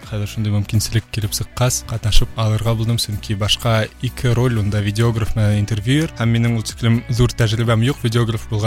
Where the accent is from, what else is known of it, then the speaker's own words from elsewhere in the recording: Ufa, Bashkortostan, Russia; moved away as an adult; also born or lived in Moscow, Russia; now in Poland; Мин үҙем Өфөнән, Өфлә Рәми Ғарипов исемендәге гимназияны тәмамладым. шунан Мәскәүдә Мәскәү дәүләт университетында уҡыным, бакалавриата факультетында һәм әлеге ваҡытта Польшала магистратурала эшҡыуарлыҡ э, йүнәлешендә уҡыйым.